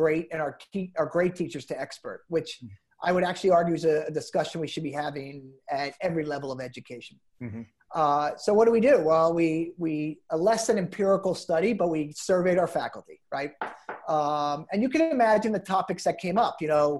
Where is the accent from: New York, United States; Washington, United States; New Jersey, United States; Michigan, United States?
New Jersey, United States; I'm from New Jersey